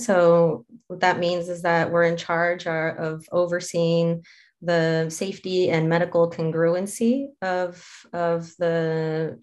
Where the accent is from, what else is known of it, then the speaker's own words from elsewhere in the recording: Mexico; moved away as an adult; now in United States; I am originally from Mexico. That's where I obtained my degree.